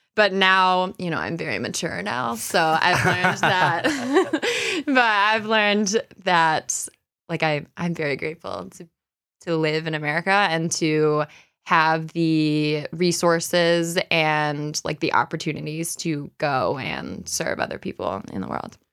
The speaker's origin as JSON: {"language": "English", "town": "Rochester", "region": "New York", "country": "United States", "tie": "born or raised there", "said": "I grew up here. So I grew up in Browncroft"}